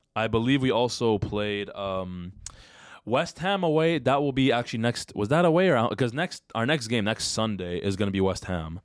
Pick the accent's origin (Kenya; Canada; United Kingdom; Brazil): Canada; We're not American, by the way. I know some people think we're American. We're Canadian